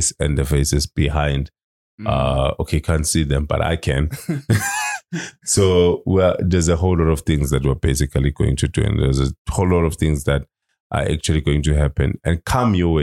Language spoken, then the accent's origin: English; Manzini, Eswatini; I'm from Manzini